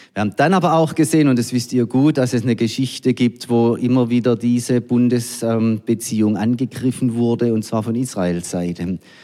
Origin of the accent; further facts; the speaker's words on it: Germany; wir als Deutsche